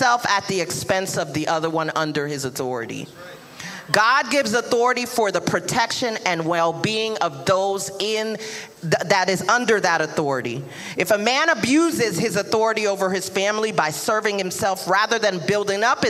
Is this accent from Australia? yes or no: no; New York City, New York, United States; that Brooklyn will come out real quick